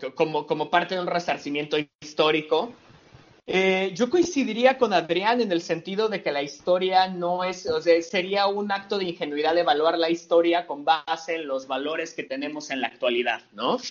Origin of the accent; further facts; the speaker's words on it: Mexico City, Mexico; de donde yo soy, de la Ciudad de México